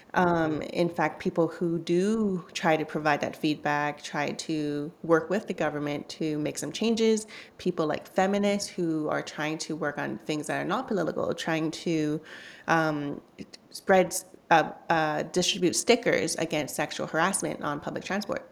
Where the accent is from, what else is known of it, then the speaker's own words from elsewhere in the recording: Vancouver, British Columbia, Canada; also born or lived in Hong Kong; growing up in Canada, I was born in Hong Kong